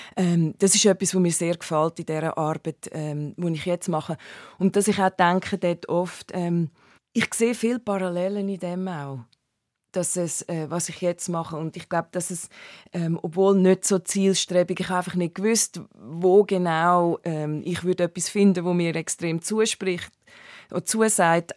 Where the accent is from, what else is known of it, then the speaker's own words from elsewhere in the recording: Hünenberg, Zug, Switzerland; moved away as an adult; also born or lived in Canton of Solothurn / Timor; now in New York, United States; ich bin aufgewachsen in, im Kanton Zug in Hüneberg